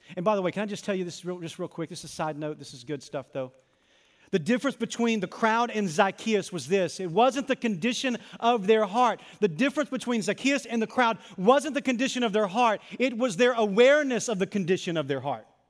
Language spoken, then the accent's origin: English; Arkansas, United States; I was a lifeguard at a country club in my hometown